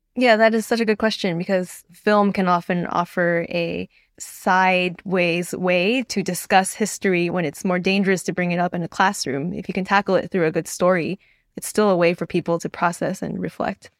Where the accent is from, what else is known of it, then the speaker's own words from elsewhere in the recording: United States; as an American who used to work for an American outlet